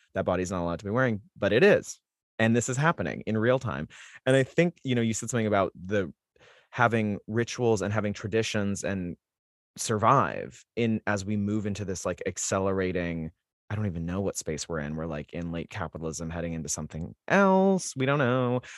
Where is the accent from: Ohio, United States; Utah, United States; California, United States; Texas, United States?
Utah, United States; Salt Lake City; I come from Salt Lake City, Utah